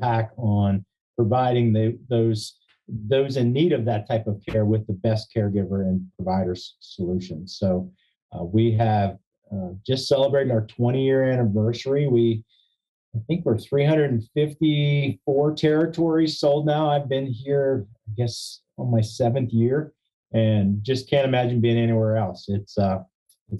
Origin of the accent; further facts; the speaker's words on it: Bel Air, Maryland, United States; I was living in my hometown of Bel Air, where one of the franchise brands here in Maryland has their headquarters